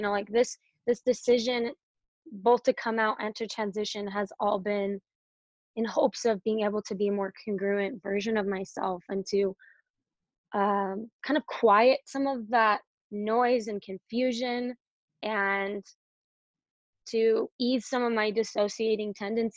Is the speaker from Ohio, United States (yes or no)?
no; Provo, Utah, United States; I grew up in Provo, Utah